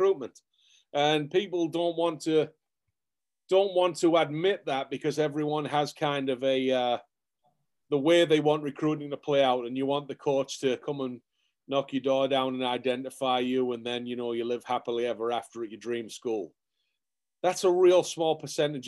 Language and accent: English; Middlesbrough, North East England, United Kingdom; moved away as an adult; also born or lived in Cody, Wyoming; now in New Hampshire, United States; where I'm from Middlesbrough